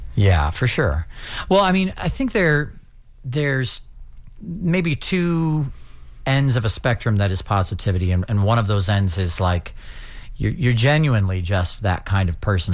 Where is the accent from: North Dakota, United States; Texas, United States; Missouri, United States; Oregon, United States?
Missouri, United States; St. Louis; now in St. Petersburg, United States; I'm from St. Louis, Missouri. I live in St. Petersburg now for the past couple of years.